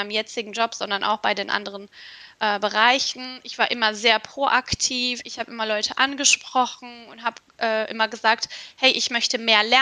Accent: Istanbul, Turkey; now in Germany; Ich komme auch aus Istanbul, bin dort mhm. geboren und aufgewachsen. Und ähm, 2010 bin ich dann nach Deutschland gekommen und tatsächlich auch alleine erstmal.

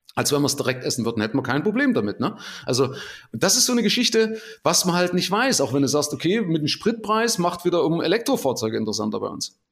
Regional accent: Germany; als Deutscher

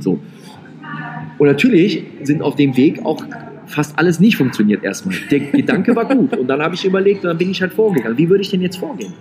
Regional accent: Rhineland, Germany; ich bin ja Rheinländer

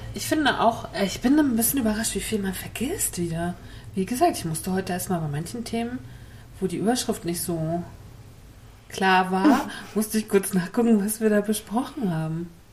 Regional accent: Mecklenburg-Vorpommern, Germany; ich so als Mecklenburgerin

